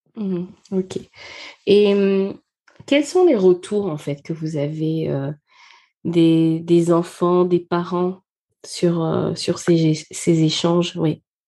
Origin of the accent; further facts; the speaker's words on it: Gabon; moved away; je suis née au Gabon, j'ai grandi au Gabon